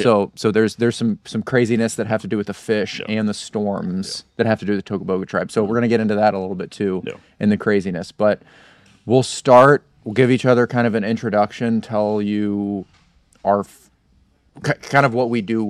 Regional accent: Florida, United States; And I grew up fishing in the Intercoastal.

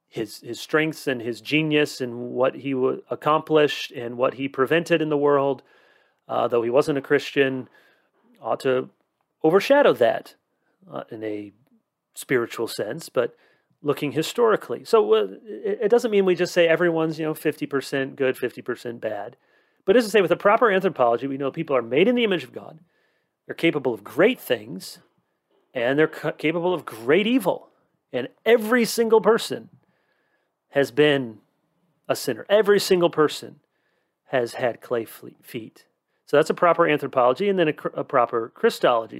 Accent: United States

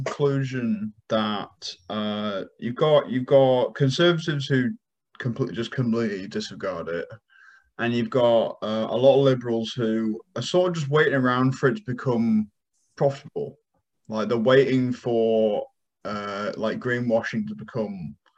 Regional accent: Carlisle, North West England, United Kingdom; moved away; My hometown had horrendous flooding

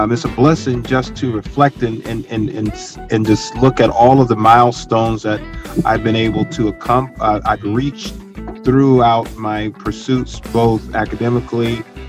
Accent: Georgia, United States; Growing up in Georgia, small town

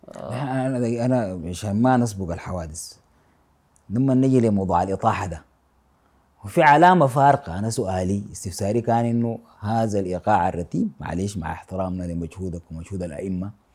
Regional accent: Sudan; أنا من السودان

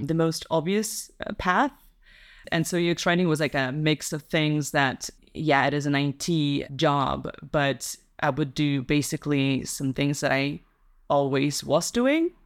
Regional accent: Russia; English is a second language; moved away as an adult; also born or lived in Italy; now in Netherlands; I grew up in Russia

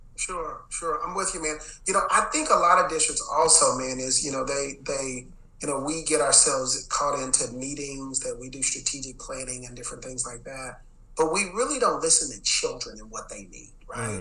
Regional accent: Dallas, Texas, United States; I'm from Dallas

